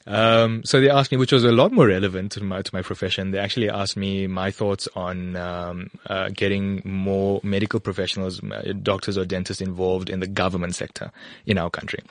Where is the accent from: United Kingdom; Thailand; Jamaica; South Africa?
South Africa; KwaZulu-Natal; moved away as an adult; also born or lived in Western Cape / Ermelo, Mpumalanga / Gauteng; now in Bedfordview, South Africa; I grew up in KwaZulu-Natal